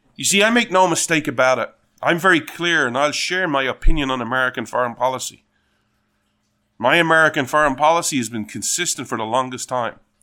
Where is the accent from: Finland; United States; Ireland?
Ireland; being Irish